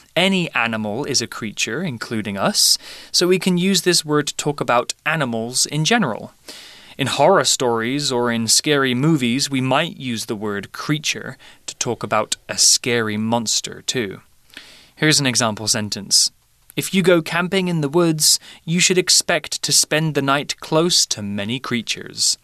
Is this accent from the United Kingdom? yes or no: yes; United Kingdom; I'm British